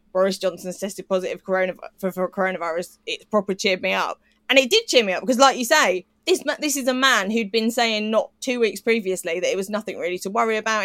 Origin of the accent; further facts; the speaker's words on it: United Kingdom; as a British person